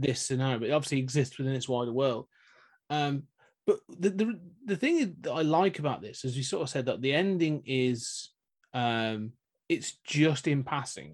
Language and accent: English; United Kingdom; we're both British